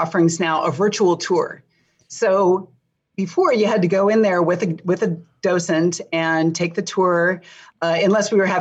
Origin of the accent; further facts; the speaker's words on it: Pasadena, California, United States; I grew up in Pasadena